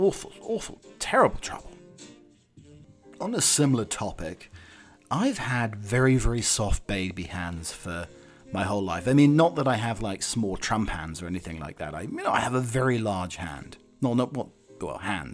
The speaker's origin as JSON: {"language": "English", "region": "England", "country": "United Kingdom", "moved": "yes", "lives_now": "United States", "said": "I have to go across two different pronunciations, my English self and living in America"}